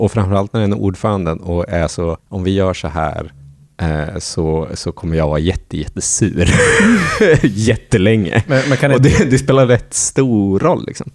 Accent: Norrland, Sweden; moved away; jag som är från Norrland

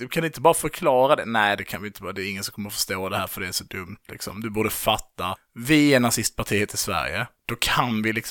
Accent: Poland; Och sen så är jag så här bara, men jag är ju polack.

